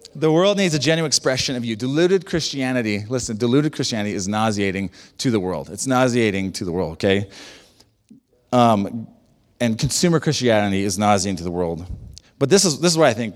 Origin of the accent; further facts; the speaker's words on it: United States; I'm, I'm an American